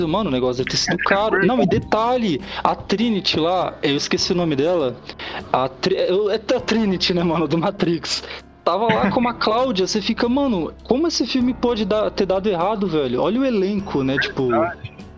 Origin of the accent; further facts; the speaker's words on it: São Paulo, Brazil; nós somos de São Paulo